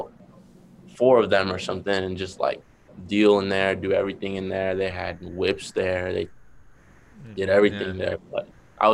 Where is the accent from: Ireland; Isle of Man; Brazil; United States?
United States; Boston, Massachusetts; accent: Boston; my Boston accent